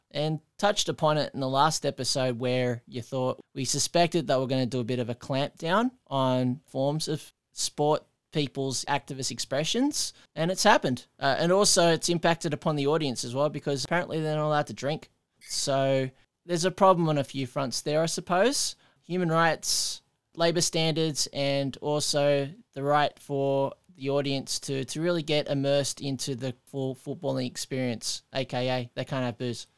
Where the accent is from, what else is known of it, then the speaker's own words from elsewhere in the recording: Australia; being an Australian